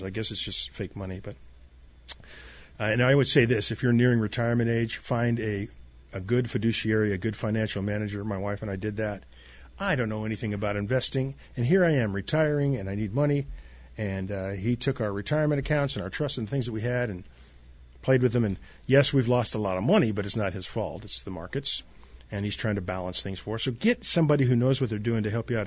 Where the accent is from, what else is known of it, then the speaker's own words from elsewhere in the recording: Southern California, United States; moved away; We grew up in California, North, uh, Southern California, Newport Beach, is where we spend our summers